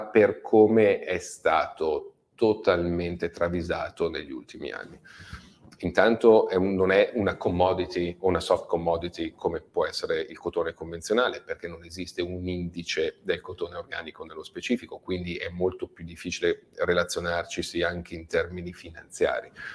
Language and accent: Italian; Robecchetto con Induno, Lombardy, Italy; mio paesino di Robecchetto con Induno, dove si trova l'azienda